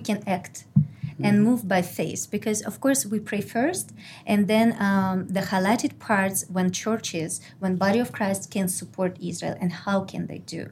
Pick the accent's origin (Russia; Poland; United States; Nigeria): Russia; moved away; originally I'm from Russia